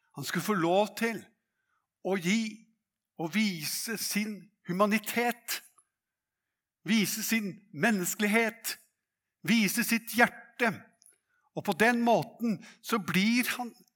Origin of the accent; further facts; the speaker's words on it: Hadeland, Innlandet, Norway; på Hadeland der jeg vokste opp